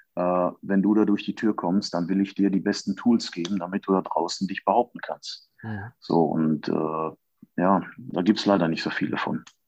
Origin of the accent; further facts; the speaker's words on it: Germany; als Deutscher